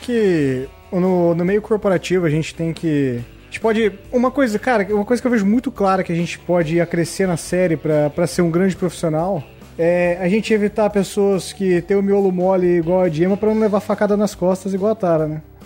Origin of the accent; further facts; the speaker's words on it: Paraná, Brazil; eu sou do Paraná